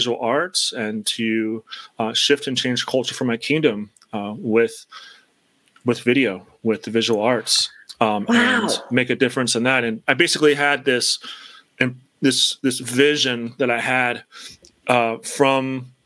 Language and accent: English; Chicago, Illinois, United States; moved away as an adult; now in Pennsylvania, United States; I knew I wanted to stay in the state of Illinois, and that's where I'm from originally, from Chicago originally.